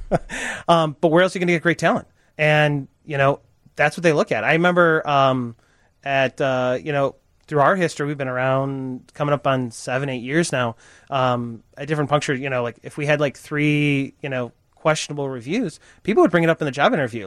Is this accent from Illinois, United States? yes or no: yes; Chicago suburbs, Illinois, United States; I grew up in the Chicago suburbs, and you know, tree lined street, everything that you kind of think of a majestic childhood